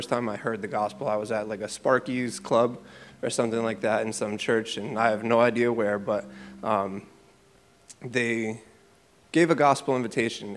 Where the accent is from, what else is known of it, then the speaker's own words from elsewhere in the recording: Springfield, Massachusetts, United States; also born or lived in Chicopee; I grew up here in Springfield and Chicopee